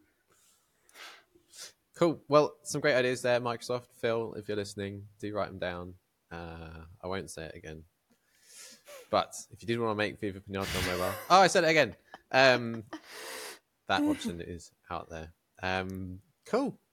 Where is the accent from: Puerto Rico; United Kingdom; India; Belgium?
United Kingdom; we're British